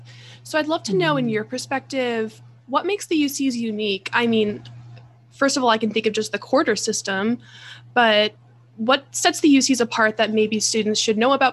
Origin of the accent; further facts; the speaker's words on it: Atlanta, Georgia, United States; moved away as an adult; also born or lived in Los Angeles; I came from Atlanta, so, you know, I was used to living in a city.